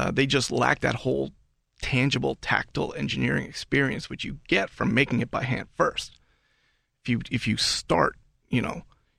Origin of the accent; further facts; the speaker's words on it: New York, United States; moved away as an adult; now in Pittsburgh, United States; I'm from New York.